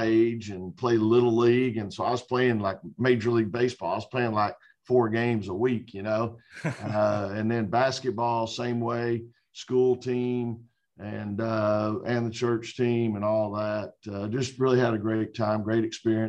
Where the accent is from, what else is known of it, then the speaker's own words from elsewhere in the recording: a suburb of Dallas, Texas, United States; now in Raleigh, United States; My mom raised me and my two sisters by herself. And we were in a suburb of Dallas. And I just had a great childhood